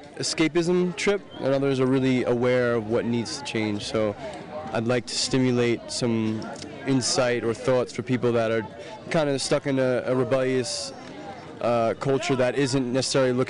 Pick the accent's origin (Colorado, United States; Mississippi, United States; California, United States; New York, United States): New York, United States; New York City; I'm from New York City.